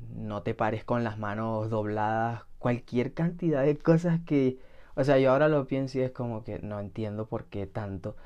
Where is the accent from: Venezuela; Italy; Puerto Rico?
Venezuela; ambos somos de Venezuela y ambos somos de la misma ciudad